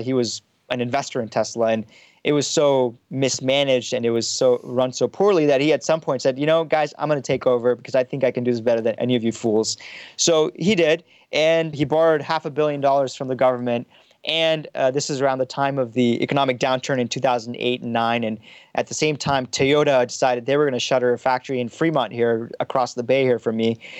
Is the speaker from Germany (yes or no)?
yes; Frankfurt, Hesse, Germany; also born or lived in Pakistan; now in Palo Alto, United States; born in Pakistan. I was, you know, I grew up in some im, immigrant neighborhood in Frankfurt, Germany